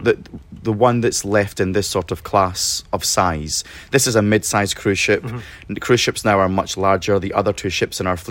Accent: Scotland, United Kingdom; moved away; as a Scotsman

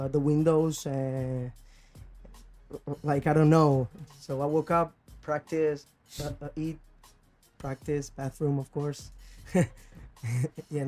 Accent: Matera, Basilicata, Italy; moved away; also born or lived in Rome; I was growing up in South Italy

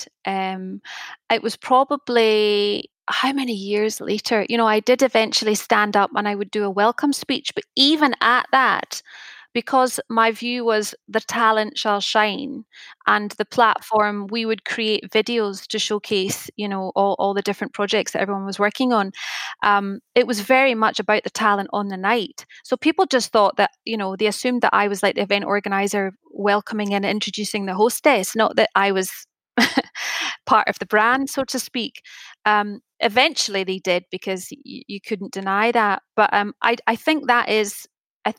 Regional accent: Scotland, United Kingdom; being Scottish

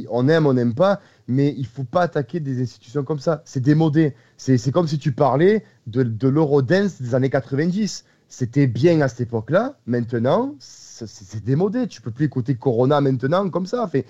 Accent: Marseille, Provence-Alpes-Côte d'Azur, France; moi, je suis marseillais, comme vous l'entendez tous, j'ai un accent.

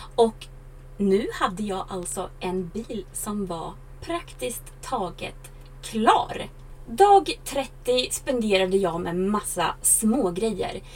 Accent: Sweden; jag varit hemma i Sverige över sommaren

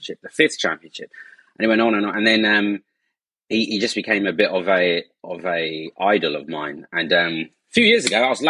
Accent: Essex, East of England, United Kingdom; being Asian and growing up in Essex

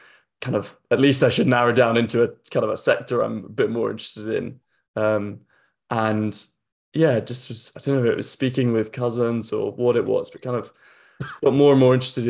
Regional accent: Yorkshire and the Humber, United Kingdom; So, the kind of background, I grew up in North Yorkshire, just on the edge of the North York Moors, where my parents still are. Definitely not a farmer, but kind of grew up on the edge of that kind of farming world.

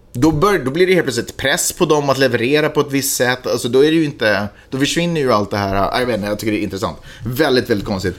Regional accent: Sweden; now in United States; hemma i Sverige

